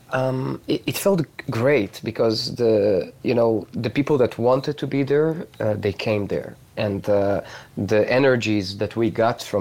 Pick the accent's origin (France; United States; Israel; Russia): Israel; you know I come from Israel, although I have friends like all over the world uh, right now.